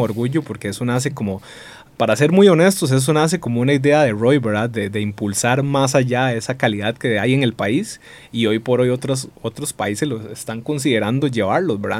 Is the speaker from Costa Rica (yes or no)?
yes; Costa Rica